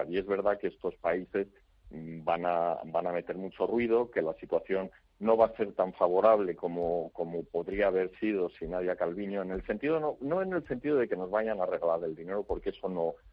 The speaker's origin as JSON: {"language": "Spanish", "country": "Spain", "said": "me llevé yo como representante español, sí, sí"}